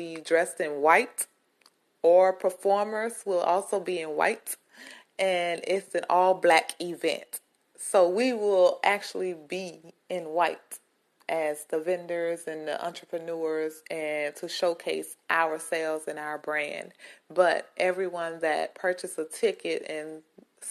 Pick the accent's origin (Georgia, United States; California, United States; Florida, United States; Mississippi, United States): Mississippi, United States; Greenwood; Greenwood, Mississippi, my hometown